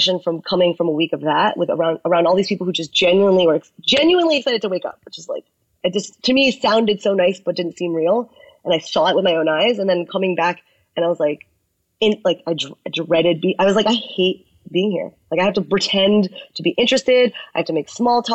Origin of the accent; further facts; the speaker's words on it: United States; I'm Chinese American